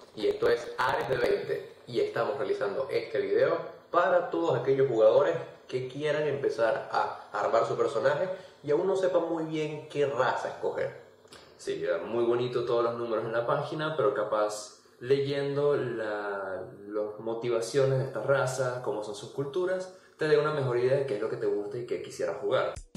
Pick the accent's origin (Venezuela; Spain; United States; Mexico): Venezuela; nosotros somos venezolanos y tenemos ciertas palabras que utilizamos en nuestra jerga del día a día, como burda